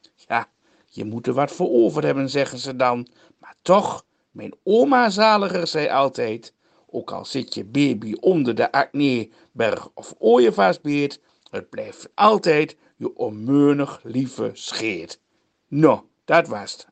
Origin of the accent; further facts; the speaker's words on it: Twente, Overijssel, Netherlands; ik kom natuurlijk uit Twente